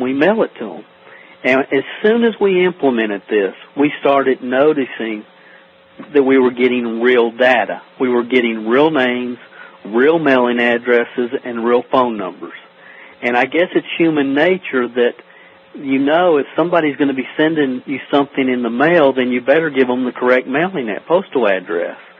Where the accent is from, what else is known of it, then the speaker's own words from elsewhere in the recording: Stamping Ground, Kentucky, United States; I'm from a little town in Kentucky called Stamping Ground. There's, it's population 400. It's like Mayberry. Uh, literally, there's not a stoplight in the town, and that's that's kind of where I grew up here in Kentucky